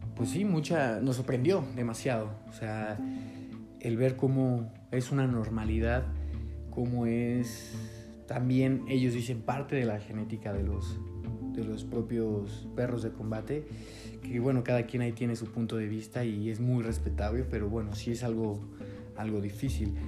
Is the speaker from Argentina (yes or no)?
no; Mexico; soy documentalista eh, mexicano